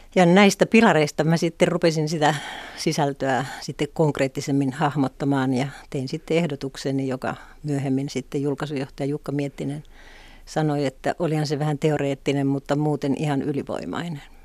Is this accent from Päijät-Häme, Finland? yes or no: no; Pelkosenniemi, Lapland, Finland; moved away as an adult; also born or lived in Helsinki; Mähän olin kotoisin sellaista pienestä kylästä nimeltä Pelkosen Niemi